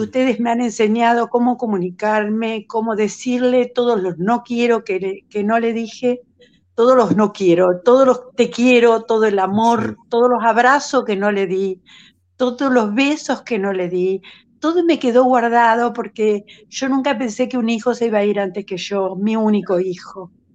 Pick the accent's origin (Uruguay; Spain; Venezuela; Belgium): Uruguay; now in Buenos Aires, Argentina; Soy una uruguaya que hace 50 años vive en Buenos Aires